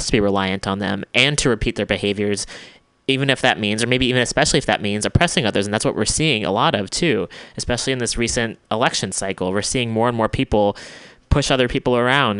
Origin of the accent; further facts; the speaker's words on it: United States; especially as an American